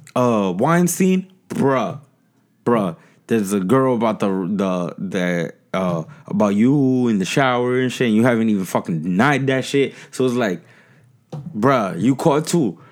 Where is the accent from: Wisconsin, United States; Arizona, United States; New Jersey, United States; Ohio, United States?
New Jersey, United States; Jersey City; I grew up in Jersey City